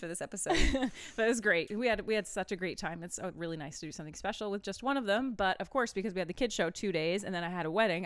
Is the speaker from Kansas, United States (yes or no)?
no; Maine, United States; the band is all we're all from Maine.